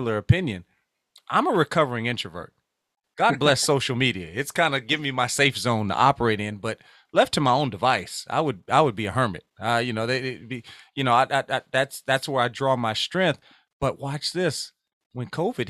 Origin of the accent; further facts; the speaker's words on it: Louisiana, United States; I'm from Louisiana